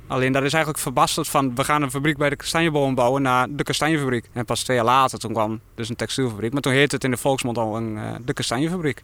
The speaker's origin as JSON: {"language": "Dutch", "area": "Vragender, near Winterswijk", "region": "Gelderland", "country": "Netherlands", "tie": "born or raised there", "also_born_or_lived": "Halle, near Doetinchem", "said": "Ik ben geboren en getogen in Vragen, dat is eh, net buiten Winterswijk"}